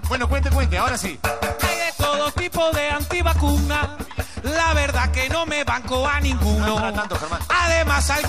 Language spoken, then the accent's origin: Spanish; Uruguay; ¿viste lo que somos los uruguayos, no?